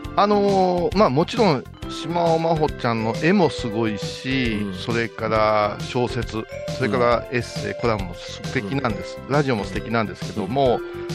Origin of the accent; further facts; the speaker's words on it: Kansai, Japan; 関西のノリの私たち